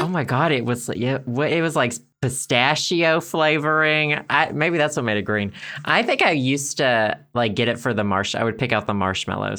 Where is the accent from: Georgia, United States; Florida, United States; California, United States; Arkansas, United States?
Arkansas, United States; growing up in Arkansas